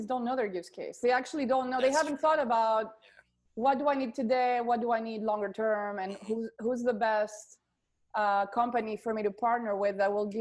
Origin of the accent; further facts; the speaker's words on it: Athens, Attica, Greece; moved away; I grew up in, born and raised in Greece from a Greek father and a French-Greek mother. So I was in a bilingual, bicultural.